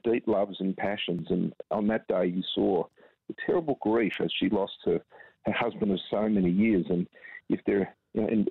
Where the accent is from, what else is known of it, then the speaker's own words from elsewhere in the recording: Australia; as an Australian